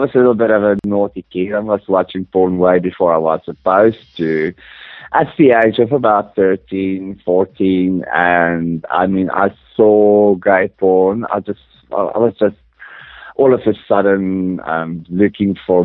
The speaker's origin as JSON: {"language": "English", "country": "South Africa", "tie": "born or raised there", "also_born_or_lived": "Johannesburg, South Africa", "said": "I actually grew up in a small, small desert town in the middle of nowhere in Africa"}